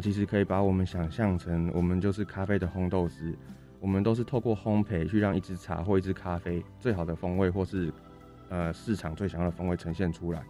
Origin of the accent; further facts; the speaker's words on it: Changhua, Changhua County, Taiwan; also born or lived in Taichung / Taipei; 加上我自己是台中人，对，我嗯。在彰化长大，台中读书